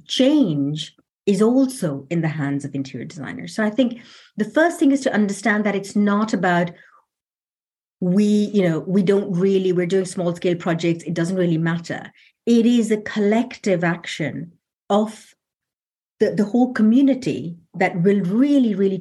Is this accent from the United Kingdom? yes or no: yes; London, United Kingdom; I'm from London